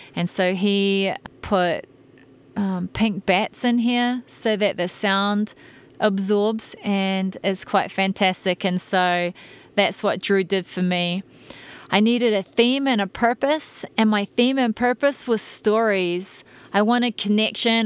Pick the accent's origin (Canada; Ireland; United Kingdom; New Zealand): New Zealand; moved away as an adult; now in United States; I'm a Kiwi